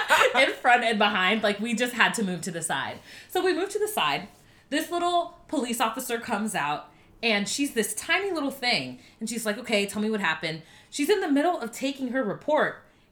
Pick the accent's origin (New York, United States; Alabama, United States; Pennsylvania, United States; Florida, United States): Florida, United States; now in Atlanta, United States; I'm from Florida.